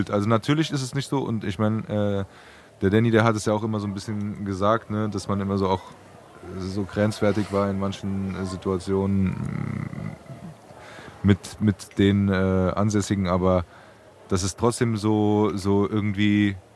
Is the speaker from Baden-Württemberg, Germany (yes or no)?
no; Braunheim, Hesse, Germany; ich wie gesagt, ich bin in Braunheim aufgewachsen, Sandplankenstraße, so.